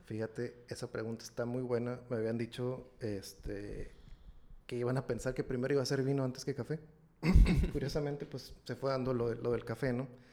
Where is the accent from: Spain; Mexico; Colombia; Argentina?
Mexico; Ensenada, Baja California; moved away as an adult; now in Monterrey, Mexico; yo soy originario de Ensenada, Baja California, de por allá de, aquel rumbo del noroeste, ¿no? Entonces, eh, migré para acá en 2000, 2009, tengo aquí ya, ya voy para 12 años aquí en, Monterrey